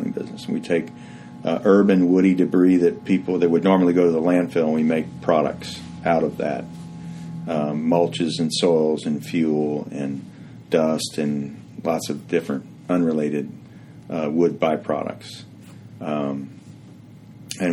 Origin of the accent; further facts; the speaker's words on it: Houston, Texas, United States; I grew up in Houston and went to school at University of Texas